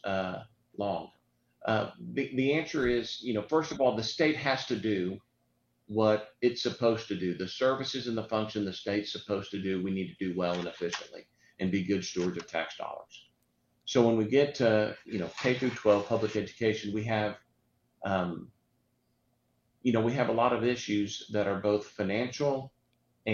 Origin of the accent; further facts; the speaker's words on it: Houston, Texas, United States; I grew up here in West Houston.